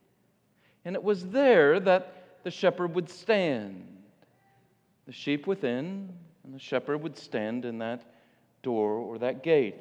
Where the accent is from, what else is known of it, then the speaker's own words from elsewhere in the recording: Illinois, United States; now in Michigan, United States; I grew up in Illinois